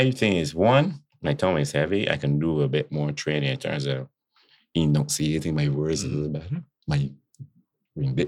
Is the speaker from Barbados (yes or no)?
yes; Barbados; accent: Bajan; I love my country. I love my Bayesian accent. I love my Bayesian culture, my roots